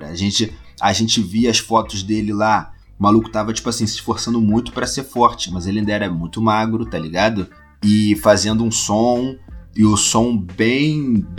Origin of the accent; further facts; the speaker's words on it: Rio de Janeiro, Brazil; Hoje em dia eu moro num bairro ao lado do Meier, ainda na Zona Norte é perto, mas eu cresci no Meier, tá ligado?